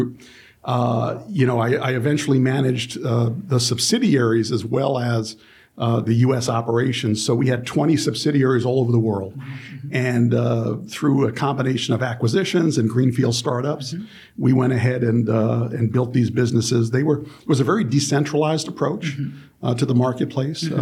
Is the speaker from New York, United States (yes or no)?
yes; New York City, New York, United States; I grew up in the Bronx